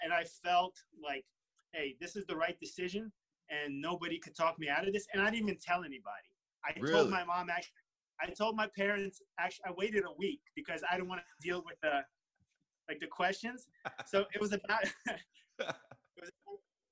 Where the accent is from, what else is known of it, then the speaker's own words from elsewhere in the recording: New York City, New York, United States; also born or lived in Russia; I say I'm from Brooklyn because that's where I grew up, and that's where my memories are